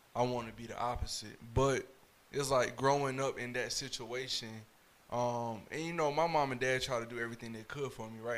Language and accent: English; Fayetteville, North Carolina, United States; I'm from Fayetteville